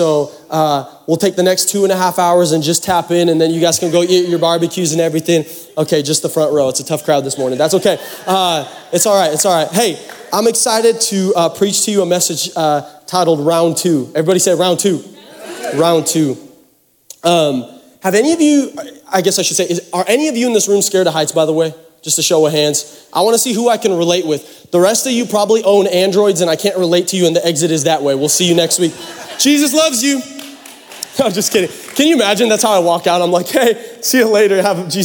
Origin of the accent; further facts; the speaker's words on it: Seattle, Washington, United States; now in Texas, United States; I'm from Seattle. I'm from the Pacific Northwest